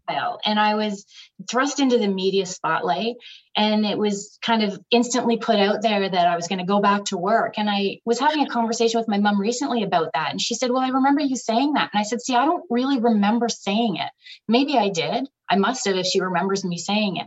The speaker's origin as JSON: {"language": "English", "region": "Ontario", "country": "Canada", "also_born_or_lived": "British Columbia", "moved": "as an adult", "said": "I was from Ontario"}